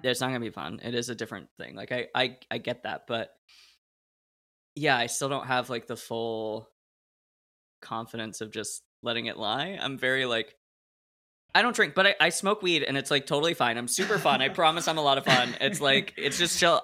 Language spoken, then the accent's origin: English; Portland, Oregon, United States; I grew up in Portland, Oregon